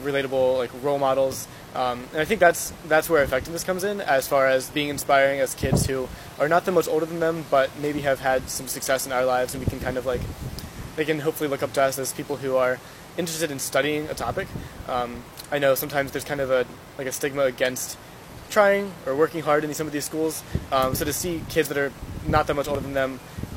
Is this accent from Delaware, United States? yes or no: yes; Delaware, United States; I'm from Delaware